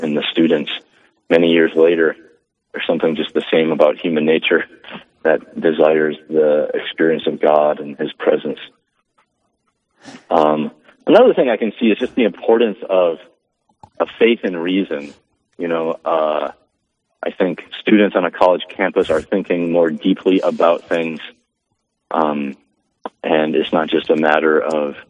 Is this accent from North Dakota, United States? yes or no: yes; Lisbon, North Dakota, United States; I grew up here in North Dakota in the small town of Lisbon in the Cheyenne River Valley, south of Valley City